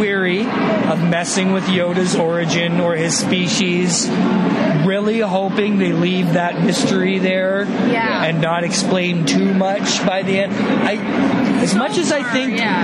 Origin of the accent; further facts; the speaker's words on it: St. Catharines, Ontario, Canada; growing up in St. Catharines as a kid